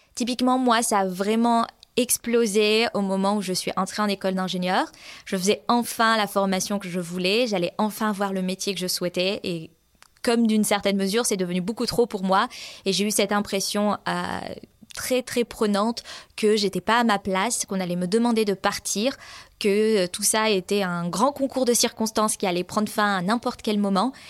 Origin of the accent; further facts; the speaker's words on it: France; now in Sweden; j'habite en Suède, euh, mais je suis française